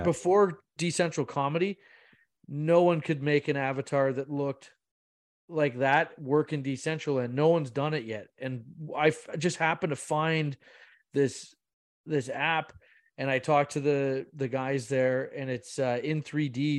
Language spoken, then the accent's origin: English; Bracebridge, Ontario, Canada; I'm from Bracebridge, I'm from Muskoka